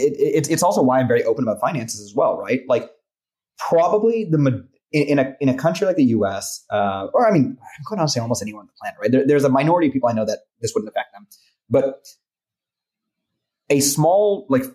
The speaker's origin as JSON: {"language": "English", "town": "Dallas", "region": "Texas", "country": "United States", "moved": "yes", "said": "I come from Dallas, Texas"}